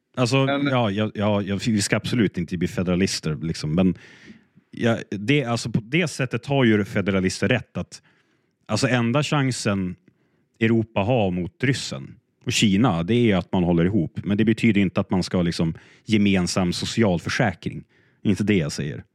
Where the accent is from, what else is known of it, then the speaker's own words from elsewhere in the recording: Sweden; som svensk